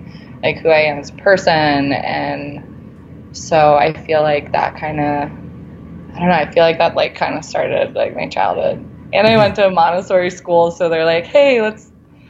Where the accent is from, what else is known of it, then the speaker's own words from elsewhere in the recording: South Florida, United States; moved away as an adult; also born or lived in Alabama; now in Denver, United States; I'm from South Florida